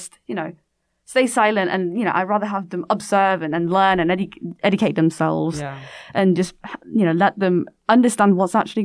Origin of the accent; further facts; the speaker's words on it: South Korea; I'm Korean and like this is my home country